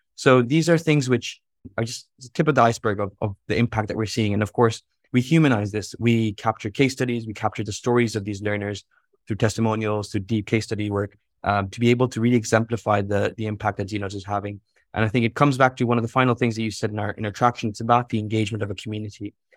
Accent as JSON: {"language": "English", "town": "Jeddah", "region": "Makkah Province", "country": "Saudi Arabia", "tie": "born or raised there", "said": "I'm dialing in from Jeddah, uh, and from a teenage bedroom"}